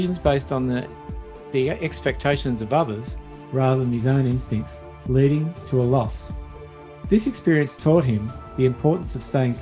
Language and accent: English; Australia; I grew up in Australia, but my ancestors were first fleeters